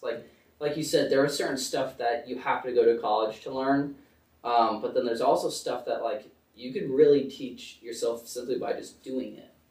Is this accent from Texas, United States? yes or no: no; Connecticut, United States; moved away; also born or lived in Bethlehem, Pennsylvania; I live in Connecticut. We usually tell people I'm from New York because like we're right sort of on the border